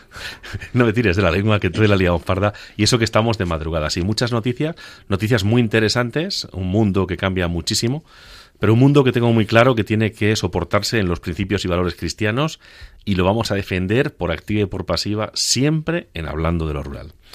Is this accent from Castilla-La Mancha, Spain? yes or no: yes; Agudo, Castilla-La Mancha, Spain; moved away; Soy de pueblo, sí. Soy rural. Soy castellano manchego